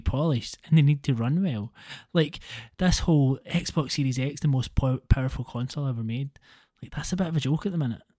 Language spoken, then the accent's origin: English; Scotland, United Kingdom; accent: Scottish; my Scottish accent compared to many Scottish accents really isn't that bad.